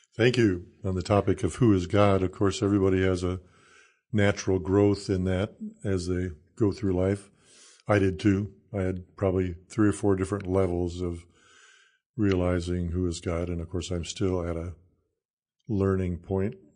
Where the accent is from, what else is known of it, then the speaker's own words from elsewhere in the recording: Salem, South Dakota, United States; also born or lived in Iowa / Kansas / Illinois; now in Nebraska, United States; I grew up in South Dakota